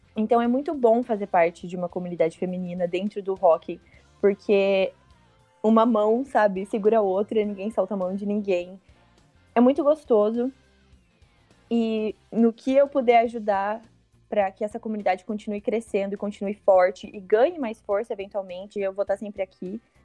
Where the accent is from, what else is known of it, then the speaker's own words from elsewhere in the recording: interior of Paraná, Brazil; eu sou do interior do Paraná